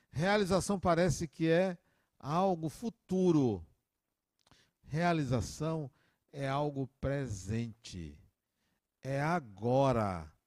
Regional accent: Salvador, Bahia, Brazil; also born or lived in Acajutiba; 1964, dia 26 de janeiro de 1964, a família migrou da metrópole onde eu nasci, chamada Acajutiba, para Salvador. Migramos.

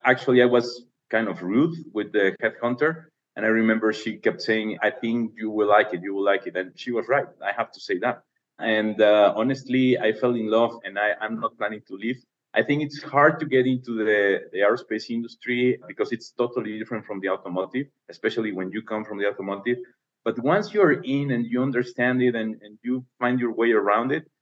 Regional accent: Puebla, Mexico; moved away; I'm originally from Puebla

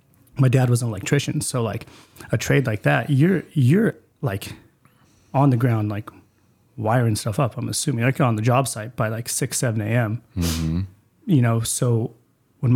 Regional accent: Spokane, Washington, United States; also born or lived in Mead, Washington; born into welfare in Hilliard

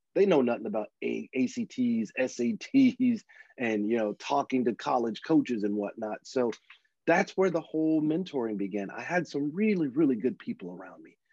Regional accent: Louisiana, United States; moved away as an adult; also born or lived in Dallas, Texas; now in California, United States; I was born in Louisiana and uh, grew up between there and Dallas, and then later in life moved out to California

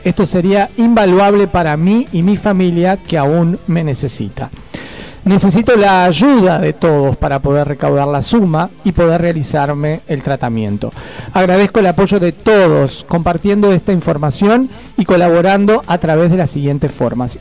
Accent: Montevideo, Uruguay; Yo nací en Goe, después viví enfrente a Vivo, o sea, tengo los dos barrios ahí

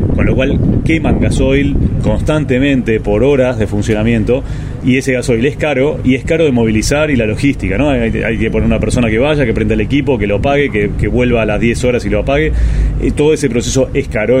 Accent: Argentina; como campo argentino

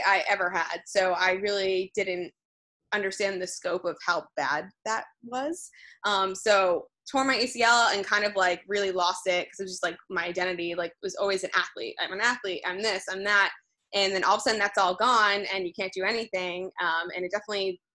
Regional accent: New Jersey, United States; moved away as an adult; also born or lived in Rhode Island; now in New York City, United States; I grew up in New Jersey

